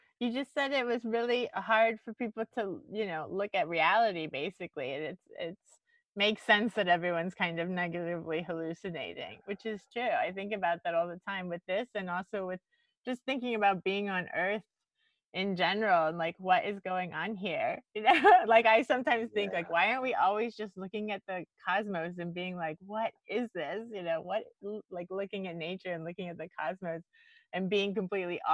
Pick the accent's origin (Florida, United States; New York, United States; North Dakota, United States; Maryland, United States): Florida, United States; Miami; moved away; I'm from Florida originally, I'm from Miami. And so my whole life growing up there